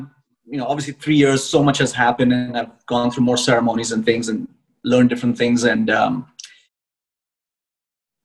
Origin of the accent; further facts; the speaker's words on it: India; I am originally from India